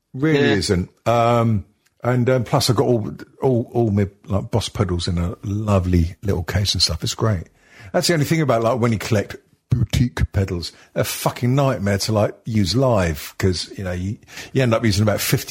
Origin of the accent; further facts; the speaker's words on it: England, United Kingdom; also born or lived in Wales / Manchester; I was born there and I lived there for about 5 minutes.